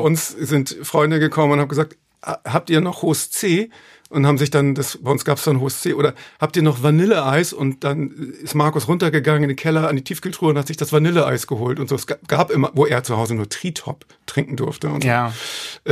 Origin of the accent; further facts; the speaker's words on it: Hamburg, Germany; Stelling, da komme ich her. Das ist eigentlich auch der schönste Stadtteil der Welt. Hamburg-Stelling, wo ich aufgewachsen bin